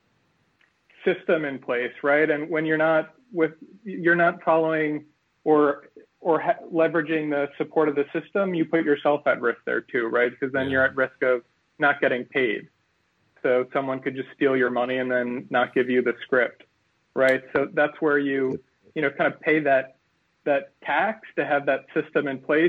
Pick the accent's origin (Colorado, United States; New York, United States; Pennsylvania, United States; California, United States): New York, United States; Garden City; live in a town we grew up in Garden City, and commute into the city